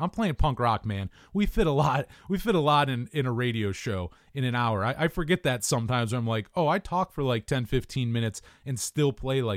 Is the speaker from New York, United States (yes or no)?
yes; Jamestown, New York, United States; my hometown of Jamestown